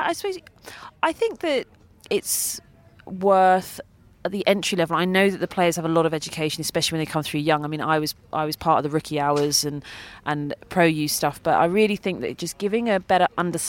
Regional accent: United Kingdom; especially for me being British

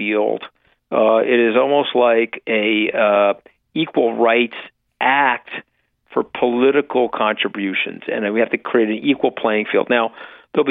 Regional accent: Long Island, New York, United States; we're from Long Island

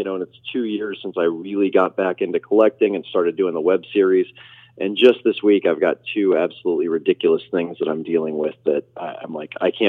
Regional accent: Nebraska, United States; My family's from Chicago originally. I was raised in Nebraska.

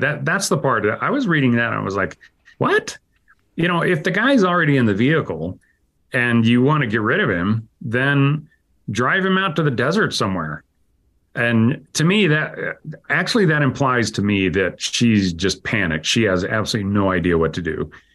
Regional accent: Idaho, United States; I grew up in Idaho and, uh, part of my life was on a farm

